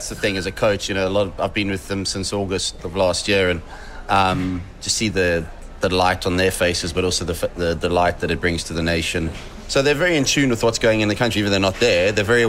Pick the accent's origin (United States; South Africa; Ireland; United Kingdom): South Africa; obviously growing up in South Africa and then applying my trade and playing for England